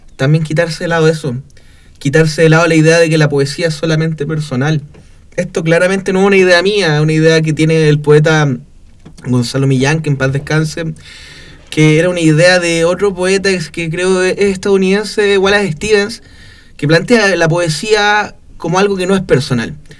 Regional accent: Copiapó, Atacama, Chile; also born or lived in Valparaíso; yo soy oriundo acá de Copiapó

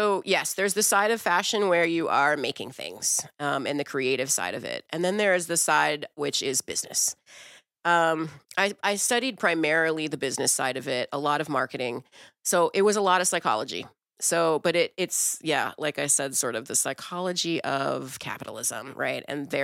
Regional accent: Brazil; born there; No, I'm actually Brazilian. I was born in Brazil.

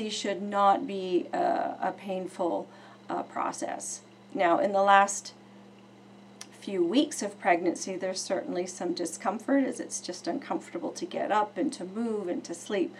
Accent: Oakville, Ontario, Canada; I have been in chiropractic for 27 years in my hometown of Oakville, Ontario.

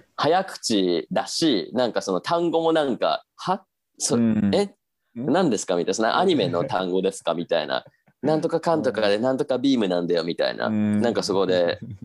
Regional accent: Japan; 私が日本人

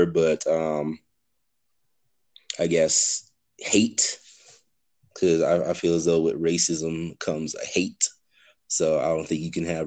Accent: Antigua & Barbuda; now in Denver, United States; Residing in Denver, Colorado, but I'm originally from the Caribbean island of Antigua.

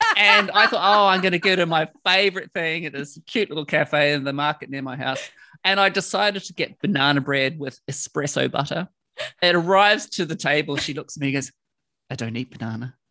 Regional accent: New Zealand; moved away as an adult; now in London, United Kingdom; I came from New Zealand

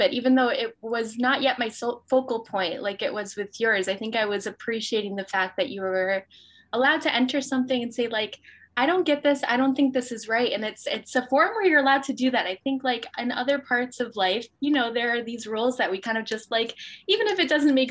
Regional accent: Albany, New York, United States; I'm from Albany, New York, and I got a tennis scholarship to play at a university in upstate New York

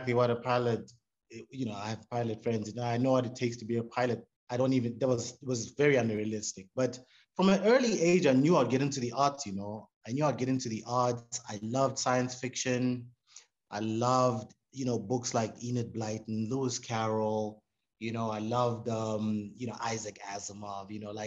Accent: Harare, Zimbabwe; moved away as an adult; also born or lived in Zambia / South Africa; now in Johannesburg, South Africa; So my childhood memories, primary school, high school, those are all in Harare, that's where I did my growing up.

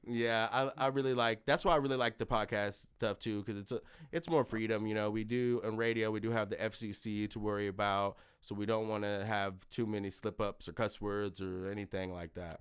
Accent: Lenexa, Kansas, United States; also born or lived in Shawnee, Kansas; I'm born in K C K. I, um, grew up in, like, Lenexa in Kansas City, Missouri

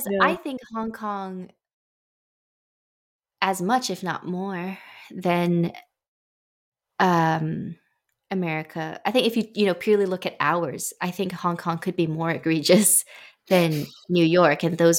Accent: England, United Kingdom; I feel like that I'm English and Chinese. {S0} Yeah. {S1} Like in how I grew up, there was always that interplay.

